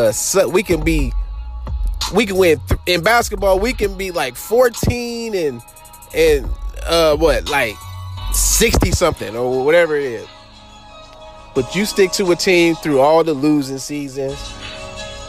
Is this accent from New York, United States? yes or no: no; Los Angeles, California, United States; I grew up in Los Angeles